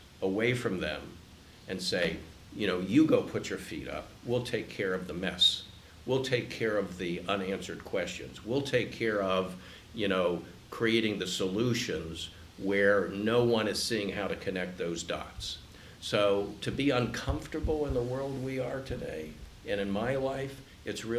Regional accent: Columbus, Ohio, United States; I grew up in Columbus when it was a cow town

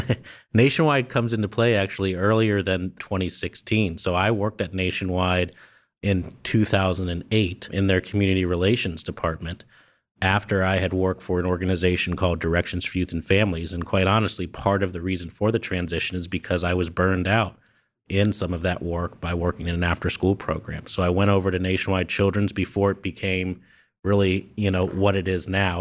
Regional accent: Columbus, Ohio, United States; also born or lived in Wooster, Ohio; I'm born and raised in Columbus. Grew up here

